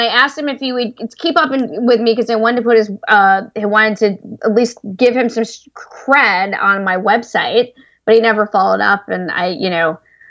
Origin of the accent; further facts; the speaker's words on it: the South, United States; I'm a party girl and I'm from the South, even though I don't sound like it